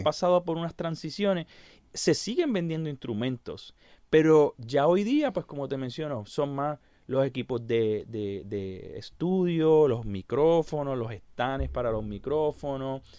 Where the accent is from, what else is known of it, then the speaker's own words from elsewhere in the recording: Puerto Rico; soy el pianista puertorriqueño con más discos vendidos